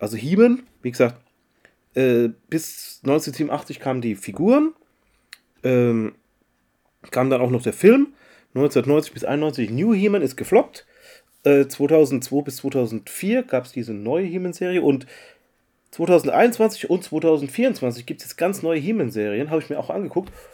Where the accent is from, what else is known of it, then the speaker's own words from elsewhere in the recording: Mannheim, Baden-Württemberg, Germany; bei uns in Mannheim